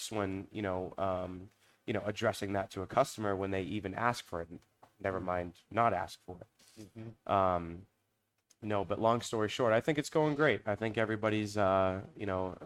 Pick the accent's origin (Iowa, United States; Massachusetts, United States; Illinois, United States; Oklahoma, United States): Massachusetts, United States; Everett; moved away as an adult; now in Hudson, United States; I live in Hudson. I am from Everett, Massachusetts. I graduated from Everett High School.